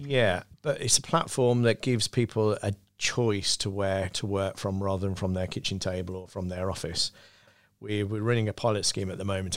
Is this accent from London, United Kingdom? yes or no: no; Birmingham, West Midlands, United Kingdom; as a kid growing up, I used to say I was from Birmingham.